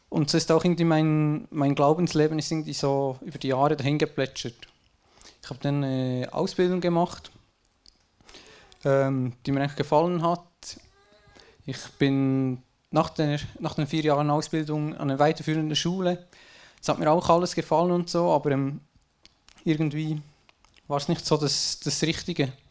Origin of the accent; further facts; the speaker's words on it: Switzerland; geboren bin ich in einem schön vertrauten kleinen Dorf in der Schweiz. Äh, ich sage, ich hatte eine gute Kindheit, schön behütet von den Eltern und so.